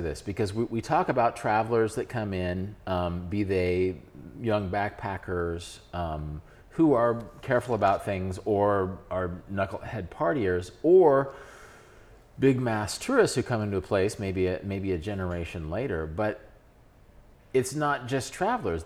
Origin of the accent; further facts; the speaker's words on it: Kansas, United States; I'm a guy from Kansas, which is a place that doesn't send as many travelers overseas